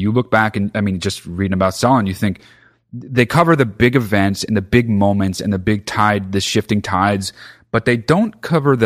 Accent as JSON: {"language": "English", "country": "United States", "tie": "born or raised there", "said": "growing up in America, we learn a lot about fascist dictators"}